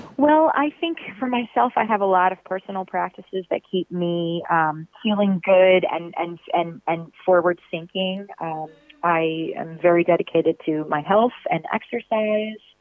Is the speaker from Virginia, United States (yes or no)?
yes; Virginia Beach, Virginia, United States; I'm from Virginia Beach, Virginia.